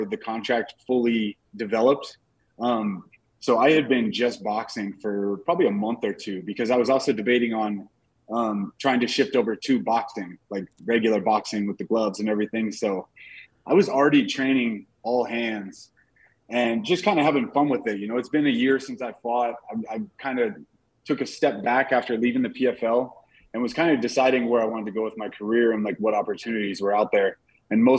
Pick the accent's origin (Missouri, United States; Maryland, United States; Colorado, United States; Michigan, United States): Colorado, United States; Denver; it's my hometown